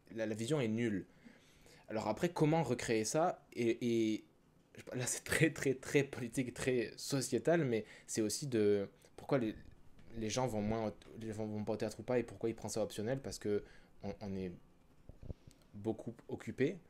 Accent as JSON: {"language": "French", "country": "France", "also_born_or_lived": "Quebec", "moved": "as an adult", "lives_now": "Canada", "said": "je viens de France aussi, je suis arrivé ici il y a 5 ans"}